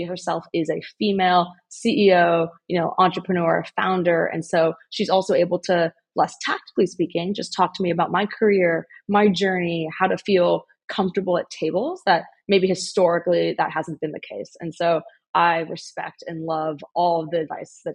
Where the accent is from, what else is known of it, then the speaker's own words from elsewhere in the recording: Bay Area, California, United States; also born or lived in Illinois; I grew up in the Bay Area